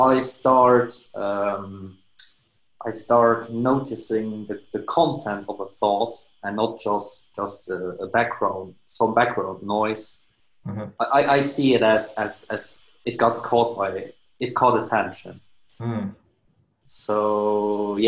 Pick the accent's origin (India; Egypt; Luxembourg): Luxembourg; I'm from Europe, Luxembourg to be precise, which is like a teeny weeny country.